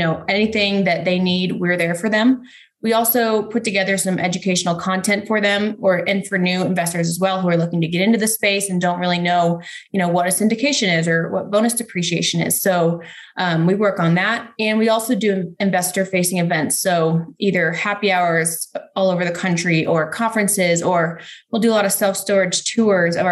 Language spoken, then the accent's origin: English; Ponte Vedra Beach, Florida, United States; moved away as an adult; also born or lived in Charlotte, North Carolina; now in Denver, United States; Right where the PGA Tour headquarters is there in Ponte Vedra Beach, Florida.